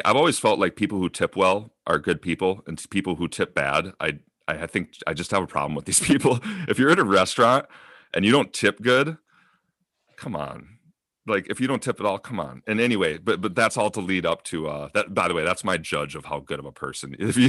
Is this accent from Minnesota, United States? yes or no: yes; Minnesota, United States; It's weird how things come together that I grew up in Minnesota with this guy, but it's his cousin in Alaska who I actually became better friends with.